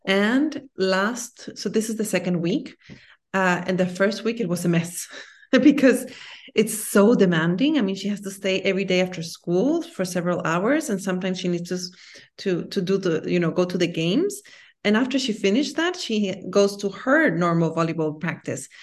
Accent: Guatemala; moved away; also born or lived in United States / France / Singapore / Belgium; I'm from Guatemala, and I love my country.

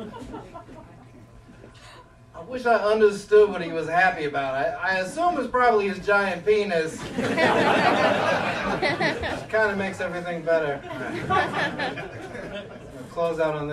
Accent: Chicago, Illinois, United States; I'm from Chicago

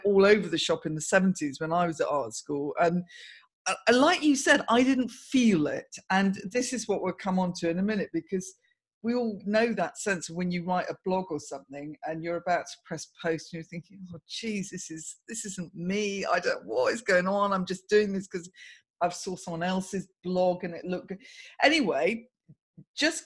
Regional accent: Surrey, South East England, United Kingdom; I grew up in Surrey, as did you

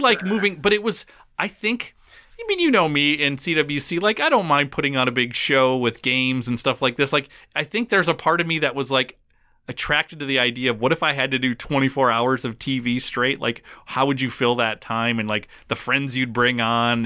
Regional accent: Minnesota, United States; growing up in Minnesota, the first day of school was always the day after Labor Day

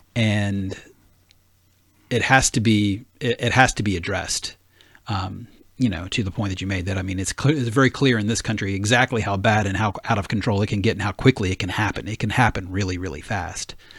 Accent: the South, United States; moved away; I grew up in the South

